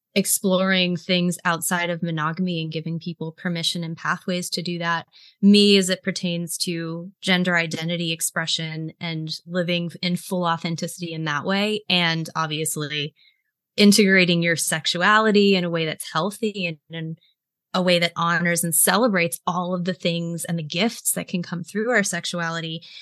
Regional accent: Greenville, South Carolina, United States; I was raised in South Carolina, which is the buckle of the Bible Belt. I was raised in Greenville, which is home to Bob Jones University.

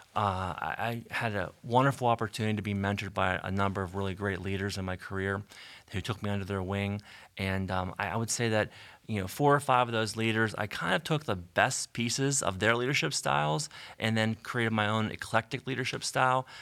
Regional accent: Canonsburg, Pennsylvania, United States; I grew up in Cannonsburg

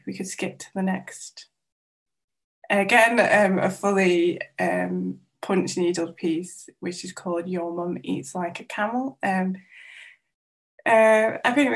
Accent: North Wales, United Kingdom; first language Welsh; English is a second language; I grew up in North Wales

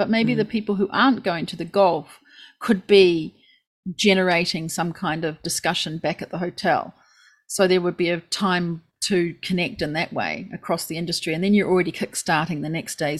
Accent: Christchurch, Canterbury, New Zealand; now in Japan; it is my hometown.

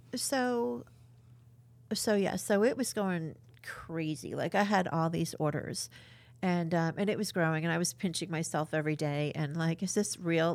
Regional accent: New York, United States; now in Cedar Rapids, United States; I'm from New York

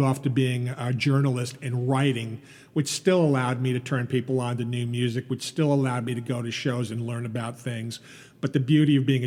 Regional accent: East Meadow, New York, United States; I grew up here in East Meadow

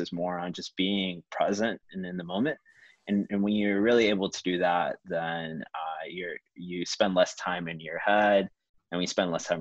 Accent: Houston, Texas, United States; now in Chicago, United States; growing up in Houston, I didn't have that many friends who were Asian and creative

